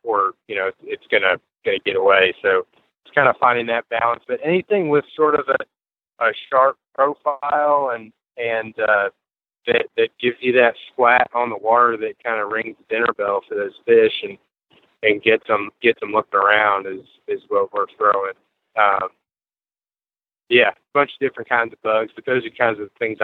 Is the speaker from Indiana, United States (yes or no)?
no; Fluvanna County, Virginia, United States; Fluvanna County, which is, you know, my home town